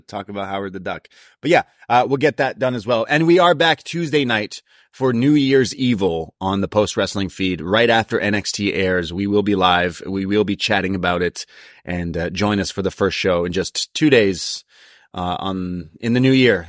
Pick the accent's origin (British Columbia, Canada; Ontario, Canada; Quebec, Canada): Ontario, Canada; Toronto; I was from Toronto